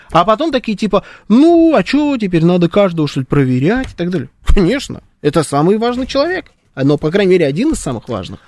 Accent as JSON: {"language": "Russian", "region": "Moscow", "country": "Russia", "tie": "born or raised there"}